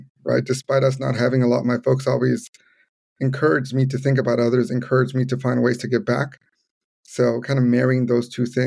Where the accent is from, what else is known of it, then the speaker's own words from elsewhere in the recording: Los Angeles, California, United States; also born or lived in Providence, United States / Evanston, United States; Growing up in the community where I grew up here in Pacoima, it's very Latino, very, very immigrant heavy